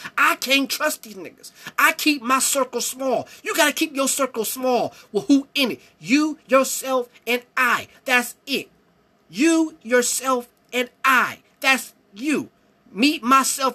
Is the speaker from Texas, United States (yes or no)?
no; Cleveland, Ohio, United States; I'm from Ohio. I'm from Cleveland